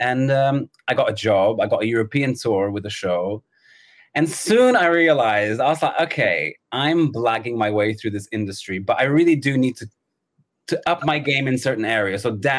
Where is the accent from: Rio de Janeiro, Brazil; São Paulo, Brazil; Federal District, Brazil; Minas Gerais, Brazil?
São Paulo, Brazil; now in London, United Kingdom; São Paulo in Brazil.